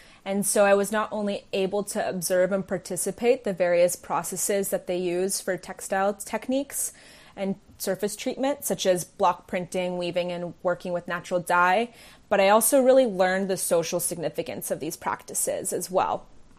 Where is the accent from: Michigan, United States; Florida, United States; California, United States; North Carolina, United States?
California, United States; also born or lived in England / New York / New Delhi, India; I guess some would say I'm a Bay Area native, but I was born in England and then raised in between the Bay Area, California, New York, and New Delhi, India.